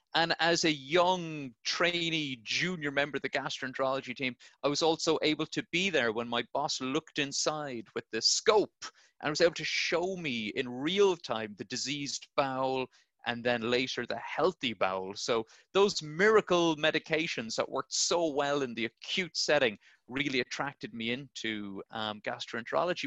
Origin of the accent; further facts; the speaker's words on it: Blarney, Munster, Ireland; I'm Irish, uh, so I grew up in a little town called Blarney, um, right down the south of Ireland.